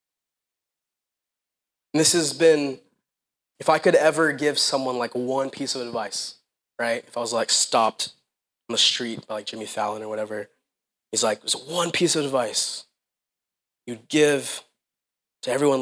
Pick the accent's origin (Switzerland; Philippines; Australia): Philippines; now in United States; I grew up in the Philippines